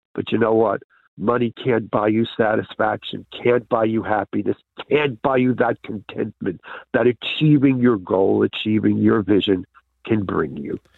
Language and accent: English; New York City, New York, United States; now in Carluke, United Kingdom; I'm originally from New York